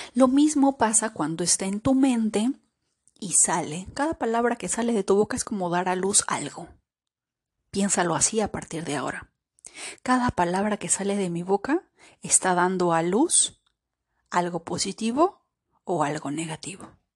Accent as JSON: {"language": "Spanish", "country": "Peru", "moved": "yes", "said": "he estado en Perú, he estado en mi país"}